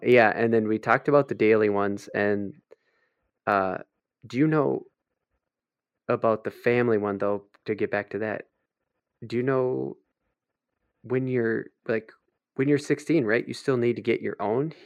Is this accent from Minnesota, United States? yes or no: yes; Minnesota, United States; we're from Minnesota